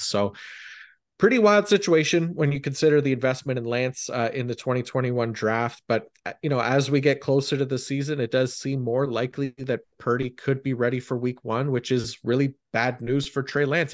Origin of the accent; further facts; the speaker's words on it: Canada; as a Canadian